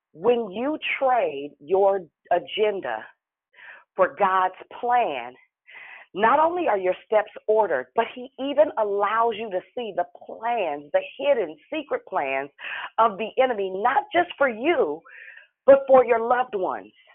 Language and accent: English; Richmond, United States; I'm from Richmond.